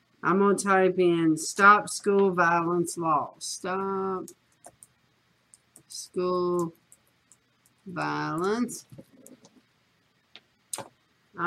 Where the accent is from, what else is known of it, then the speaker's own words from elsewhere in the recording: the South, United States; accent: southern; my southern accent